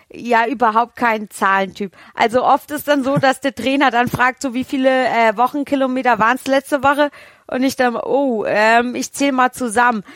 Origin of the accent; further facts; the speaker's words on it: Rhön, Hesse, Germany; moved away; ich komme ja gebürtig aus der Rhön und in der Rhön herrscht sehr raues Klima